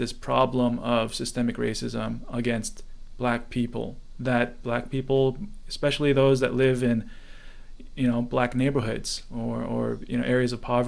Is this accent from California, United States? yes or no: yes; Orange County, California, United States; now in Vietnam; I grew up in Orange County too